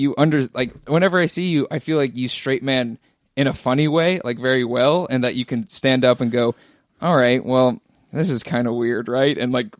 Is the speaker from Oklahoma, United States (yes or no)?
no; San Francisco, California, United States; now in Los Angeles, United States; San Francisco.